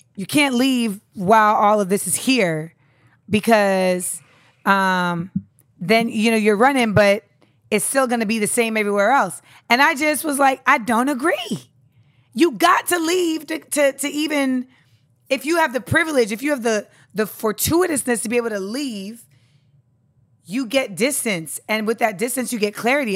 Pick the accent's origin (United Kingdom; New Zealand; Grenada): Grenada; moved away; I'm from Grenada.